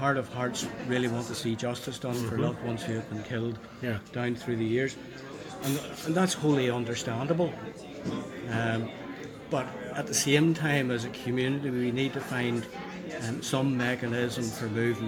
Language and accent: English; Northern Ireland, United Kingdom; I would probably identify myself as an Irishman.